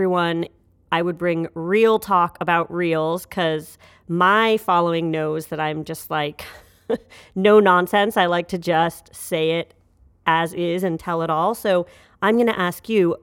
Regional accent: Canada; we are both Canadian.

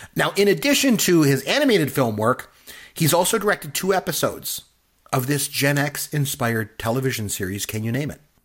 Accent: Canada; I'm Canadian. So hockey's big for us

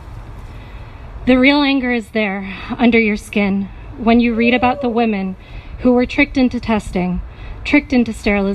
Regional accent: Puerto Rico; moved away; growing up in Puerto Rico, on being a member of the diaspora

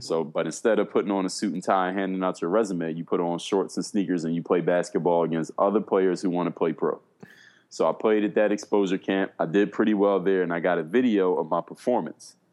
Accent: Philadelphia, Pennsylvania, United States; moved away as an adult; now in South Florida, United States; I come from Philadelphia, Pennsylvania. Right now, I live in South Florida. Been here for the last eight years

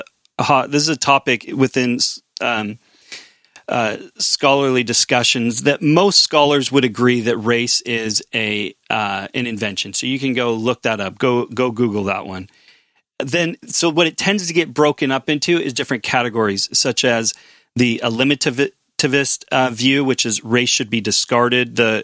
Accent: United States; now in Canada; I've lived in Canada longer than I've lived in the United States, and so I very much have a Canadian identity and not so much of an American identity in that regard.

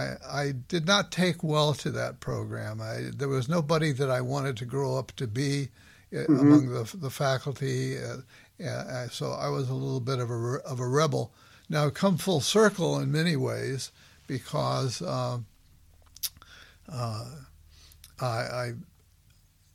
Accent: Los Angeles, California, United States; moved away as an adult; also born or lived in Philadelphia; I grew up in Southwest LA.

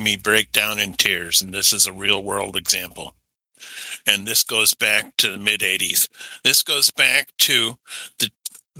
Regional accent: United States; my experience at being the American

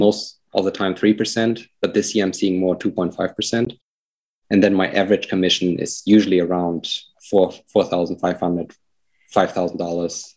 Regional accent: Germany; accent: German; now in Lynchburg, United States; my accent is from Germany

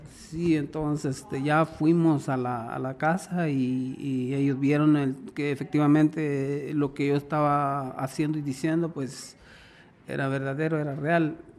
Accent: Guatemala; now in Las Vegas, United States; yo soy guatemalteco.

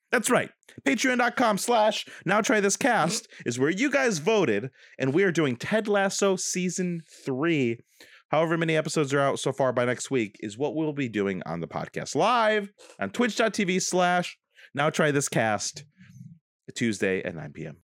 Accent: Dunkirk, New York, United States; moved away; we could move to Dunkirk, my hometown

